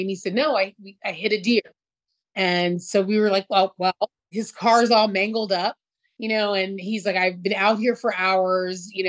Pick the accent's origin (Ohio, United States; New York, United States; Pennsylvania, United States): Pennsylvania, United States; Philadelphia; I'm from Philly